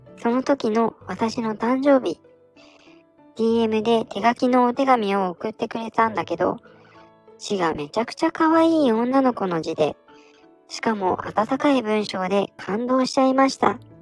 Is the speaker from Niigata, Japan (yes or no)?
yes; Niigata, Japan; 生まれも育ちも新潟ということで